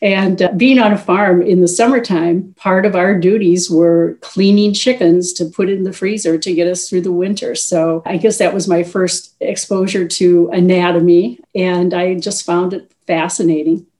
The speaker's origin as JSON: {"language": "English", "region": "Minnesota", "country": "United States", "tie": "born or raised there", "also_born_or_lived": "Illinois / Slayton, Minnesota", "moved": "as an adult", "said": "Well, I was born in a rural town in southwest Minnesota, Slayton, Minnesota. I was born during the county fair, which of course is the biggest deal in a small town. I spent my uh, young years in Illinois. And then when I was nine years old, moved back to Minnesota to a farm"}